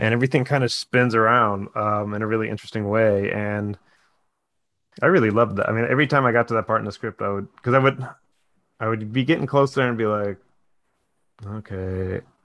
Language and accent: English; United States; as an American, we're almost all transplants from somewhere.